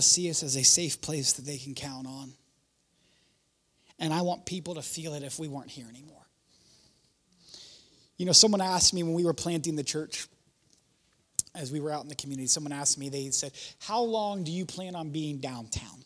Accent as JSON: {"language": "English", "town": "Warren", "region": "Ohio", "country": "United States", "tie": "born or raised there", "moved": "as an adult", "said": "I'm from Warren"}